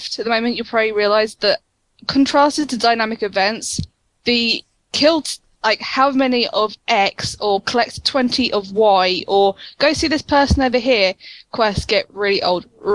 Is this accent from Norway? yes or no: no; United Kingdom; I'm British